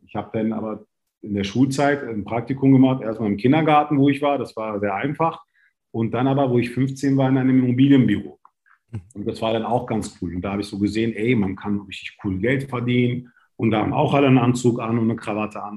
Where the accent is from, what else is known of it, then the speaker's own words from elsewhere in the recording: Berlin, Germany; ich bin in Berlin-Kreuzberg aufgewachsen.